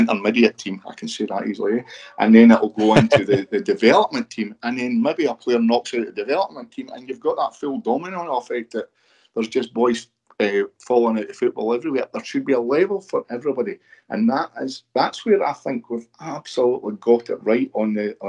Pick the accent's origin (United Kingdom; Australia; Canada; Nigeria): United Kingdom; Broxburn, Scotland; now in Bathgate, United Kingdom; I grew up in Broxton, and Broxton was full of superstars.